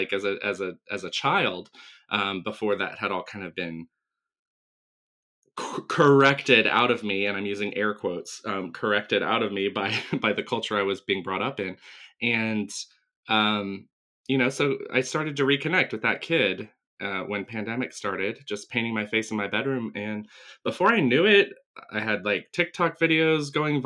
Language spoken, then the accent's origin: English; Asheville, North Carolina, United States; I grew up in Western North Carolina outside Asheville